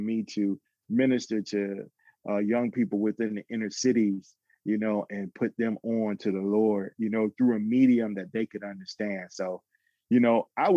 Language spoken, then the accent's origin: English; Atlanta, Georgia, United States; I grew up in Atlanta